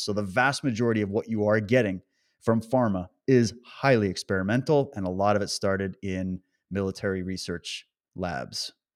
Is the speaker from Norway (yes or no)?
no; Canada; moved away; I come from Canada